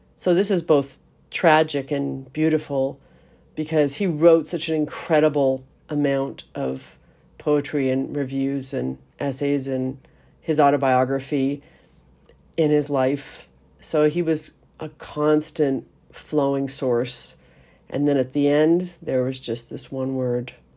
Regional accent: Canada; we are Canadian

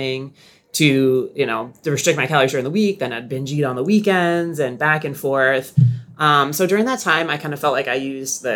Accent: Nashua, New Hampshire, United States; moved away as an adult; also born or lived in Seacoast, New Hampshire; now in Sarasota, United States; I grew up in Nashua

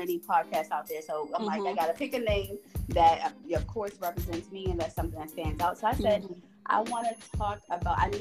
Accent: Baltimore, Maryland, United States; Baltimore, Maryland. I grew up in Baltimore City. Yep. Born and raised.

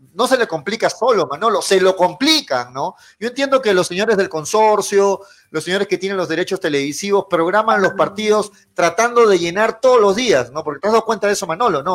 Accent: Peru

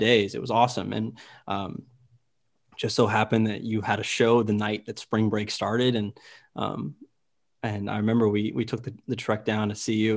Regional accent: Myrtle Beach, South Carolina, United States; I myself, I'm from Myrtle Beach, South Carolina

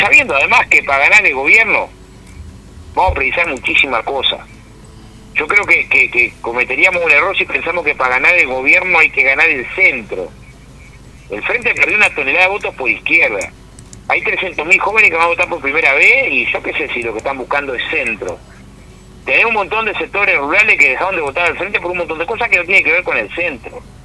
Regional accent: Villa Felicidad, Canelones, Uruguay; yo soy de Villa Felicidad

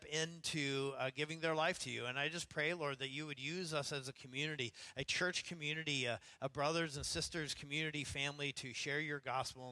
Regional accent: Idaho, United States; now in Seattle, United States; growing up in Idaho

